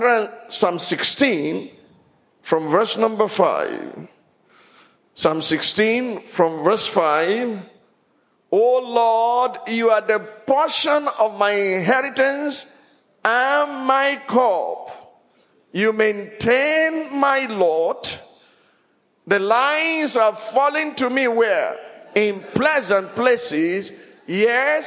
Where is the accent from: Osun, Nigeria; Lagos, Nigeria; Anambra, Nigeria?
Osun, Nigeria; Ile-Ife; also born or lived in Abeokuta; As I was growing up in Ilife, it was Obadesoji Aderemi.